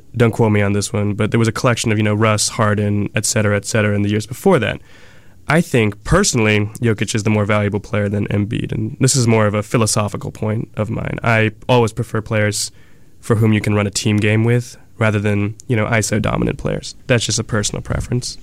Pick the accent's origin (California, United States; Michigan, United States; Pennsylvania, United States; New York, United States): California, United States; Bay Area; I'm born and bred in the Bay Area, and so grew up a Bay Area sports fan my entire life